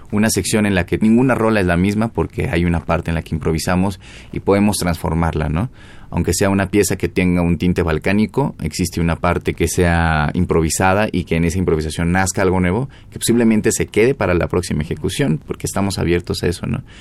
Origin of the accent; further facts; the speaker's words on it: Mexico; Somos mexicanos y nos gustaría poder juntar, independientemente de sea música mexicana o no, como una nueva identidad también en la cuestión de nuestro sonido hacia una aportación al jazz.